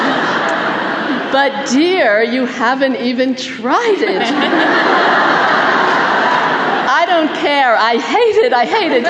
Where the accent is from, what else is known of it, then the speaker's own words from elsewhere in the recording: Topeka, Kansas, United States; my hometown of Topeka, Kansas